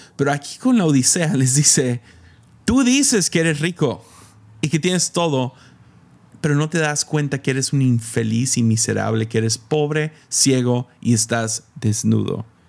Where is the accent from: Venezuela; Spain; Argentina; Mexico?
Mexico; moved away; soy el morro de México